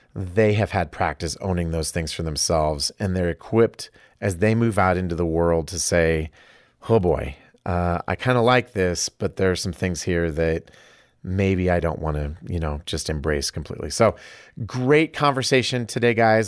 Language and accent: English; Iowa, United States; moved away; I'm from Iowa